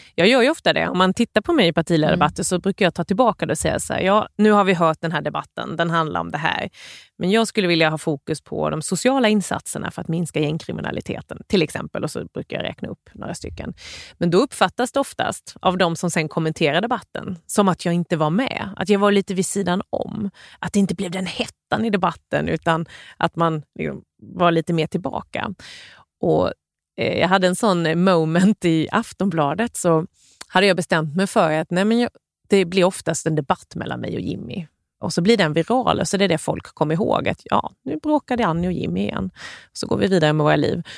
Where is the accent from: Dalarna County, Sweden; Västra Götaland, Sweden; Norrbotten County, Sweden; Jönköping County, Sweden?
Jönköping County, Sweden; Värnamo; Jag är uppvuxen i Gnosjöregionen med väldigt mycket småföretag runt omkring